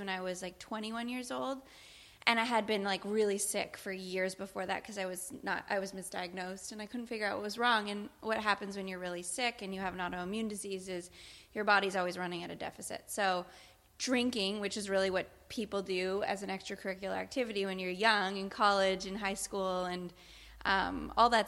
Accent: Canada; I am Canadian

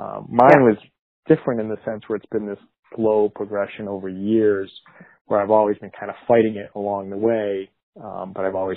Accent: Massachusetts, United States; moved away as an adult; now in New Jersey, United States; I'm originally from Massachusetts, and my family's pretty much all living in Massachusetts still. I'd moved to New Jersey in 2004

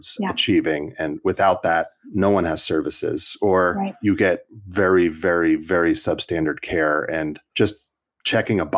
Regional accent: California, United States; I'm a Californian

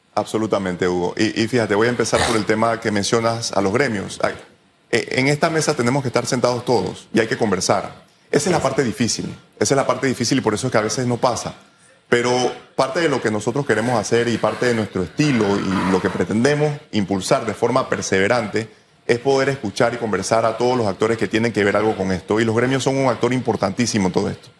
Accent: Félix Olivares school, Chiriquí, Panama; now in Panama City, Panama; yo vengo del Félix Olivares, un colegio del cual me siento sumamente orgulloso

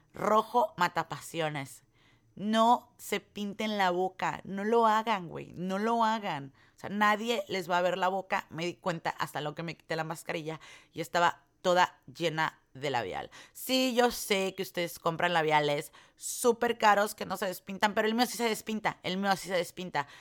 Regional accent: Mexico; now in United States; uno como mexicano

